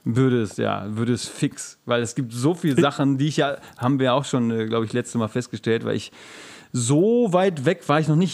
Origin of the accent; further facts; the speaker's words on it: Gelsenkirchen, North Rhine-Westphalia, Germany; ich komme aus Gelsenkirchen